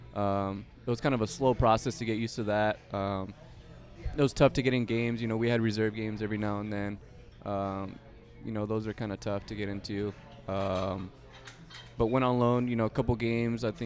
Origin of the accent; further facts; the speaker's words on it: Chino Hills, California, United States; In California, Southern California. Small city called Chino Hills.